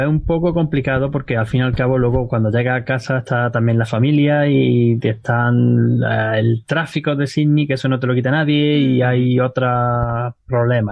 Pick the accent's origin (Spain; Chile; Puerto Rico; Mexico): Spain; yo soy español y siendo español